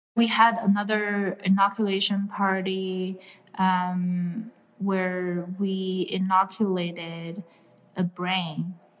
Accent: China; moved away; I grew up in China

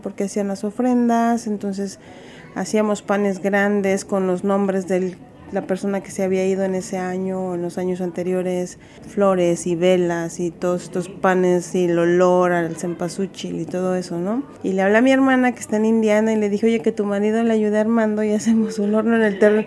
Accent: Cuernavaca, Morelos, Mexico; moved away as an adult; now in Berkeley, United States; soy de Cuernavaca, Morelos

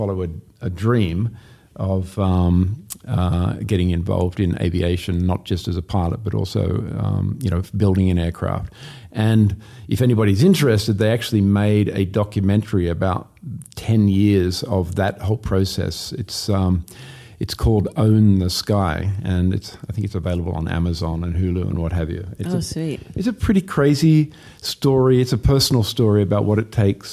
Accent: Sydney, New South Wales, Australia; accent: Australian; also born or lived in Los Angeles, United States; I'm from Sydney, Australia, born and bred.

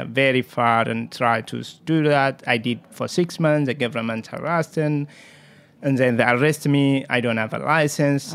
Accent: Jimma, Oromia, Ethiopia; English is a second language; also born or lived in Kenya; now in New York City, United States; I came from Ethiopia. Uh, it's very small village called, uh, the estate called Jima

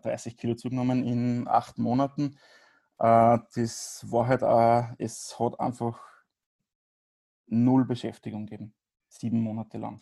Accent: Grieskirchen, Upper Austria, Austria; ich komme aus, aus Oberösterreich.

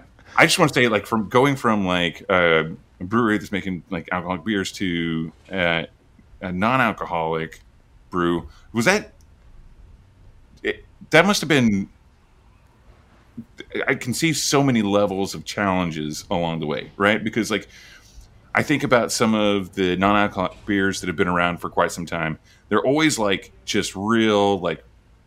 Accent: Oklahoma, United States; I'm originally from Oklahoma, and we would just road trip from there, you know, once or twice a year.

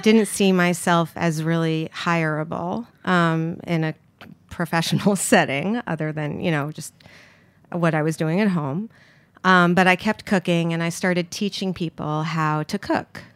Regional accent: New York City, New York, United States; I grew up here in Manhattan

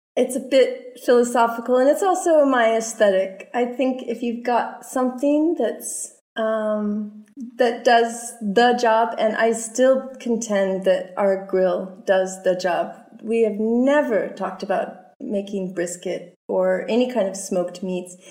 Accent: Colorado, United States; moved away; I'm from Colorado

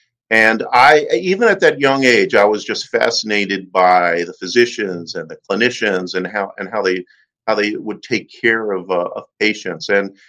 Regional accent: Maryland, United States; also born or lived in Bronx, New York; I was born in the Bronx and moved shortly after that to the D.C. Maryland area where I went to high school.

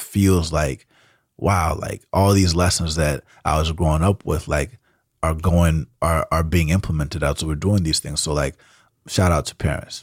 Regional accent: Atlanta, Georgia, United States; first language Spanish; English is a second language; moved away as an adult; now in San Francisco, United States; I grew up in Atlanta, which is a big music city

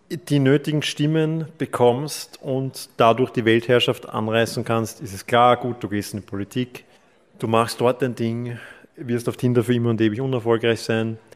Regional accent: Klosterneuburg, Lower Austria, Austria; Ich komme auch aus Klosterneuburg. Wir teilen quasi denselben Fast denselben Wohnsitz.

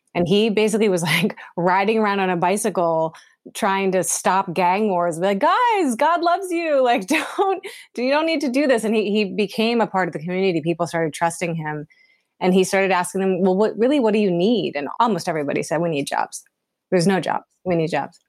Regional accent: Pennsylvania, United States; moved away as an adult; also born or lived in New York / Los Angeles; I'm from Pennsylvania originally

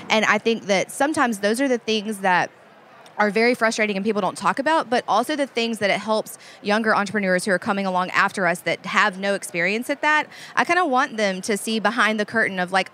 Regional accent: New Orleans, Louisiana, United States; I'm from New Orleans

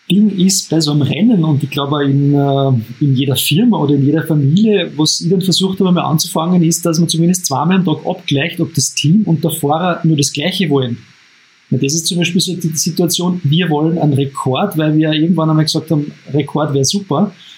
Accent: Upper Austria, Austria; als Oberösterreicher

